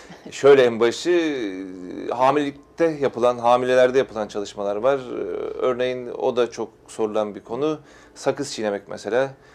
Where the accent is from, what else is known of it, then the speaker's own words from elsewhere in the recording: Istanbul, Turkey; bin dokuz yüz yetmiş üç İstanbul doğumluyum